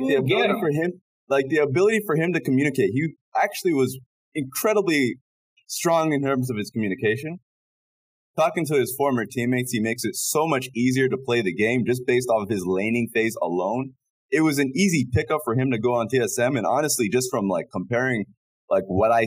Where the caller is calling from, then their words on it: Shanghai, China; I'm calling in from Shanghai, China